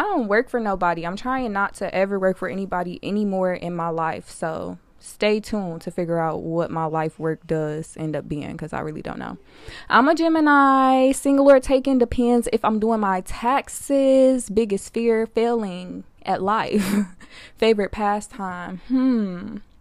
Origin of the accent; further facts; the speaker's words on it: Detroit, Michigan, United States; born and raised in Detroit, my baby, I'm twenty-one